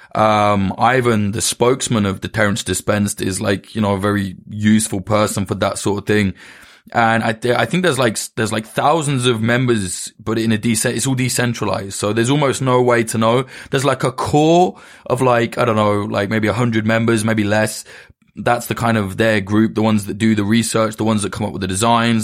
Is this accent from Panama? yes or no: no; United Kingdom; it's easy for me to say as a Brit